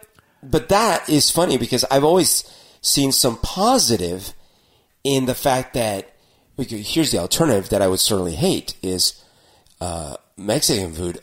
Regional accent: Bogotá, Colombia; now in Seattle, United States; growing up in Bogota or Colombia

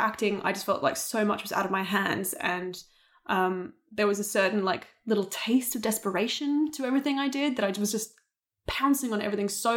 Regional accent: Australia; accent: Australian; moved away; I'd actually denied being Australian for a lot because I thought that people wouldn't hire me for English roles because they'd always hear my Australian accent

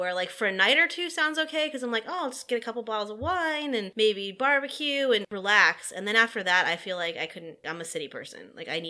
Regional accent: Los Angeles, California, United States; now in New Orleans, United States; I'm from Los Angeles

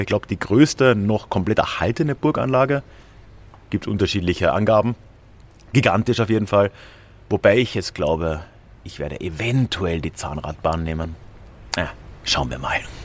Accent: Villach, Carinthia, Austria; wo ich aufgewachsen bin, in Villach in Kärnten

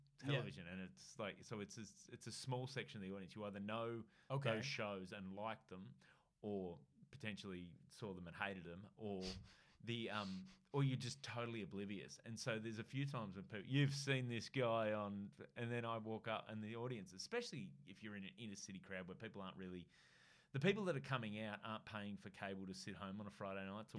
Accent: Australia

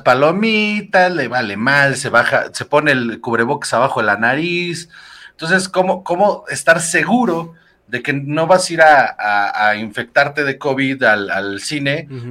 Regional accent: Mexico; los mexicanos somos de la verga

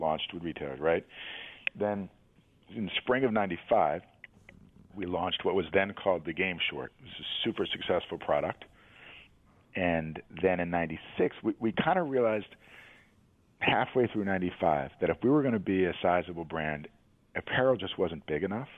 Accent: New York City, New York, United States; I grew up in New York City

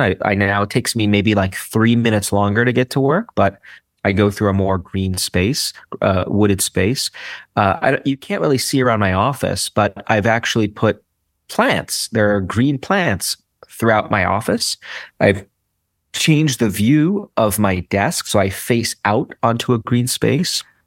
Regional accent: New York City, New York, United States; I'm a city boy through and through. Like, you know, there's a book written about where I come from. Like, I'm from Brooklyn

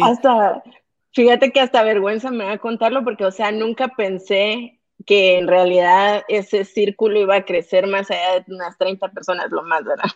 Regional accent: Guatemala; como guatemalteca y como mujer

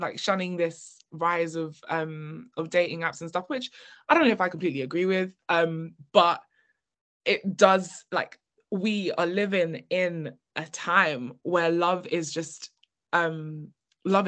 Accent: United Kingdom; we are British

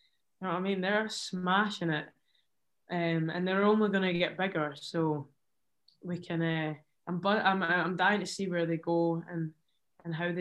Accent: Scotland, United Kingdom; being Scottish

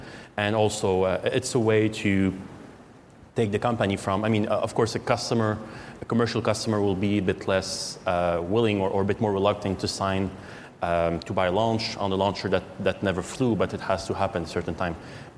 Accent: Canada; But since we're Canadian, it's a bit harder.

